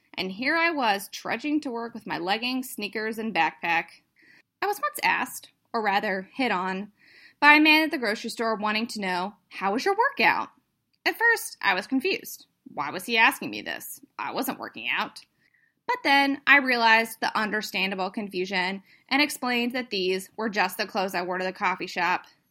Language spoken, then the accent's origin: English; North Carolina, United States; moved away; I grew up in the South. Yes, North Carolina is still the South.